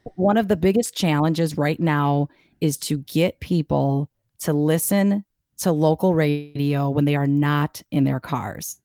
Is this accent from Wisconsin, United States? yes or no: yes; Milwaukee, Wisconsin, United States; I grew up in Bayview, right there off of K K in Oklahoma.